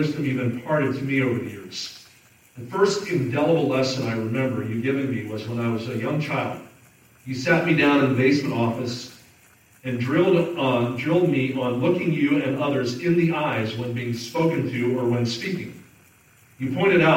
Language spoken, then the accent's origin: English; Southern New Jersey, United States; now in Kansas City, United States; I grew up in New Jersey. Southern New Jersey, about 20 minutes outside of Philadelphia, where I grew up